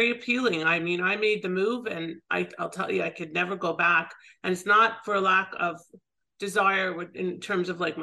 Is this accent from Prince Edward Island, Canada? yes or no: no; Toronto, Ontario, Canada; moved away as an adult; now in South Florida, United States; my hometown of Toronto